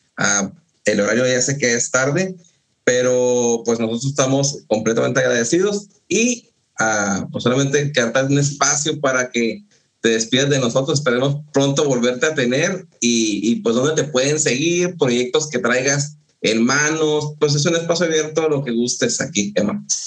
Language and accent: Spanish; northern Mexico, Mexico; yo soy del norte de México es árido, no hay frutas tropicales